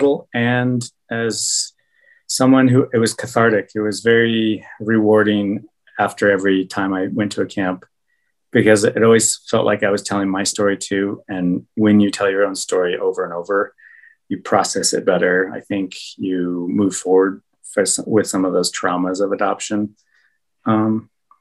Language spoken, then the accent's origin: English; Golden, Colorado, United States; also born or lived in Peru; I grew up in Golden, so all my friends were white